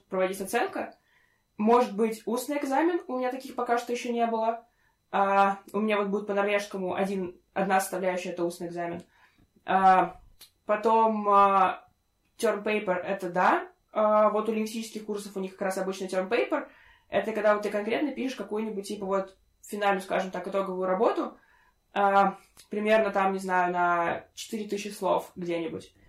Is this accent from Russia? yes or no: yes; Russia; moved away as an adult; now in Norway; я из России